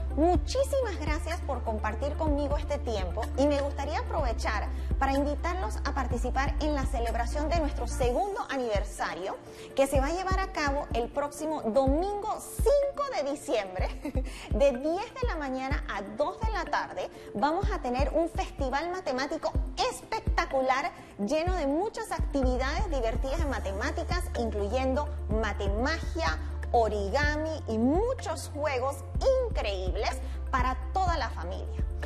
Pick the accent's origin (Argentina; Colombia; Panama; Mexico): Panama; soy mujer matemática panameña